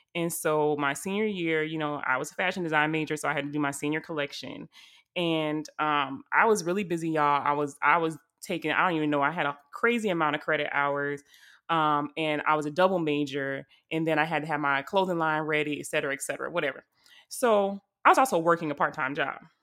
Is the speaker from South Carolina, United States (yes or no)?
yes; South Carolina, United States; I'm from South Carolina